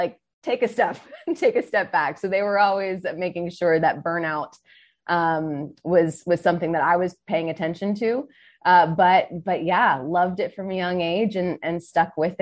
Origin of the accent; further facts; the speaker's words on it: South Florida, United States; growing up in South Florida